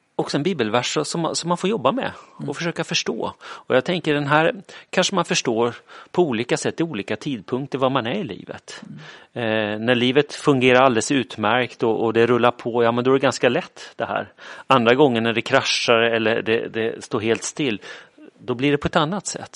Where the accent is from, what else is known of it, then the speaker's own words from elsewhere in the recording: Kalmar, Kalmar County, Sweden; also born or lived in Falköping / Uppsala; now in Linköping, Sweden; Frågan är var jag kommer ifrån brukar jag säga Kalmar, för det är där jag är uppvuxen.